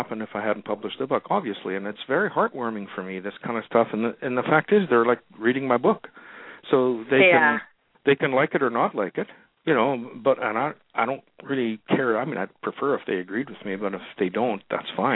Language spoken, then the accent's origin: English; Winnipeg, Manitoba, Canada; moved away; where I grew up in Winnipeg, Manitoba